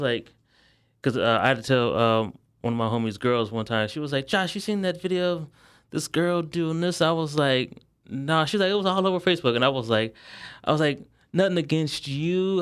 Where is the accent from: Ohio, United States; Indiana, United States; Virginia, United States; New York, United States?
Ohio, United States; Akron; moved away as an adult; now in Texas, United States; I'm originally from Akron, Ohio